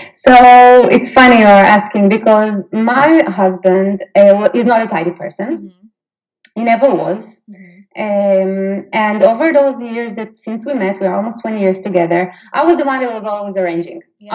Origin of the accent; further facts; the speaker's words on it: Israel; moved away as an adult; now in Sweden; I'm actually from Israel, so I'm 100% Israeli living in Sweden